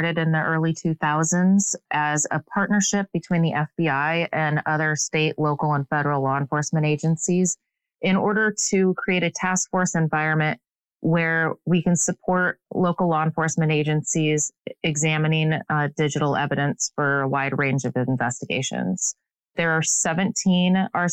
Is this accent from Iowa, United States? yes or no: yes; Northeast Iowa, United States; moved away as an adult; also born or lived in Nebraska / Atlanta; now in Kansas City, United States; I was born and raised in Northeast Iowa